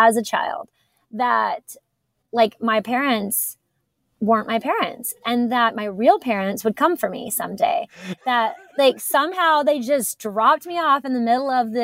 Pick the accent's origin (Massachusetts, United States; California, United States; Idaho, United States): Idaho, United States; Idaho Falls; moved away; also born or lived in Utah; I grew up in Idaho Falls, Idaho.